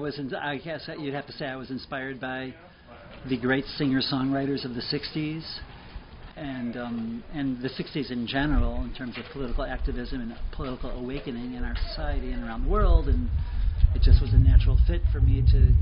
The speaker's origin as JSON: {"language": "English", "town": "Chicago", "region": "Illinois", "country": "United States", "moved": "yes", "lives_now": "Seattle, United States", "said": "I'm originally from Chicago."}